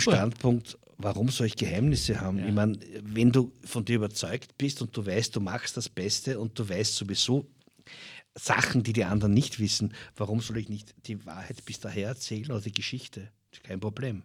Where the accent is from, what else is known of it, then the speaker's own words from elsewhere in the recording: Dirndltal, Lower Austria, Austria; ist meine Heimat. Ich möchte meiner Heimat auch ein bisschen was zurückgeben. Äh, das Dirndltal verkauft sich teilweise weit unter seinem Wert. Wir leben in einer wunderschönen Region